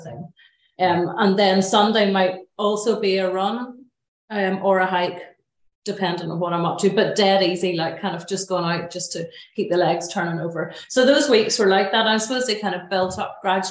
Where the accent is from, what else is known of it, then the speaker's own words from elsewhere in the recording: Glenariff, Northern Ireland, United Kingdom; also born or lived in Belfast; I grew up in Glenarriff, beautiful place in the Glens of Antrim